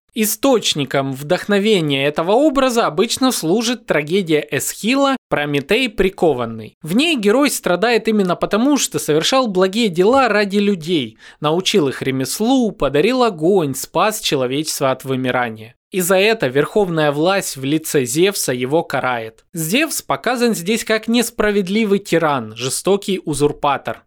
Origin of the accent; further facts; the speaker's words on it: Donetsk, Donetsk Oblast, Ukraine; moved away; как украинец, э, я родом из Донецка